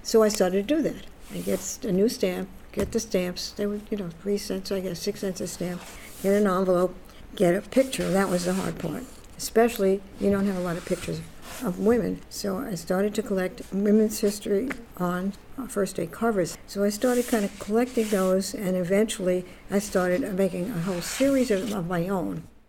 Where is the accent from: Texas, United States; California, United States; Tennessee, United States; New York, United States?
New York, United States; New York City; also born or lived in Florida; now in Orlando, United States; I grew up in the Bronx, New York, where I was born in Bronx, New York, and lived there.